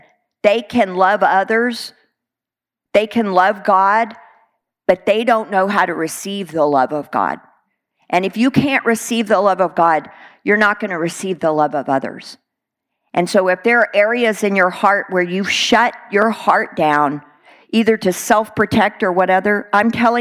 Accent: Texas, United States; I'm a Texan

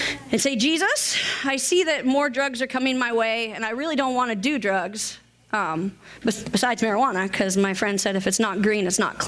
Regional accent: Washington, United States; moved away as an adult; I was from Washington State

